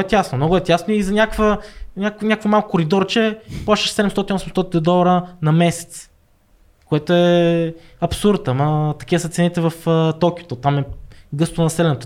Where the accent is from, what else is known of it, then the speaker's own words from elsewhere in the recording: Bulgaria; moved away; also born or lived in Niigata, Japan / Birmingham, United Kingdom; Аз идвам нали, от България и ние учиме повече английски